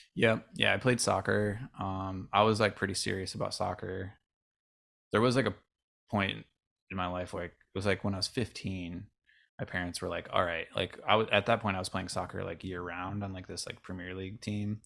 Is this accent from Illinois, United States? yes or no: no; Avon, New York, United States; I grew up in Rochester, New York.